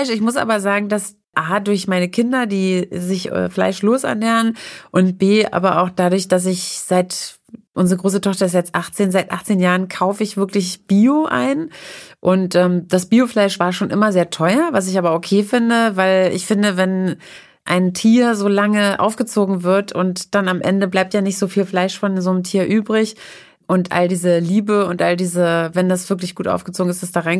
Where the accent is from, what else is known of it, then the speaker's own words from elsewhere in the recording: East Germany, Germany; born there; Also ich esse ich bin ja aus der DDR, in der DDR geboren oder in die DDR hineingeboren